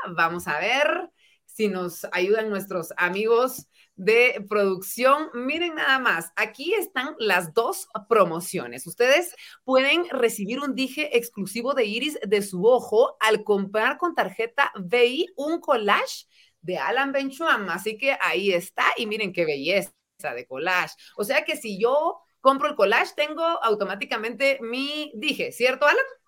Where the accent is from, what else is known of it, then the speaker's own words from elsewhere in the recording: Guatemala; cada vez somos más los guatemaltecos que queremos crecer